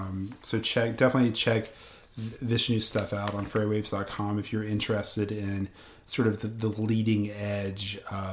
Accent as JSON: {"language": "English", "region": "Tennessee", "country": "United States", "also_born_or_lived": "Michigan", "moved": "yes", "said": "I'm from Tennessee, but I spent 7 years in Michigan"}